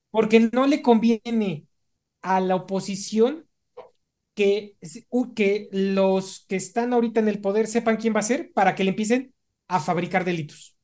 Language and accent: Spanish; Mexico City, Mexico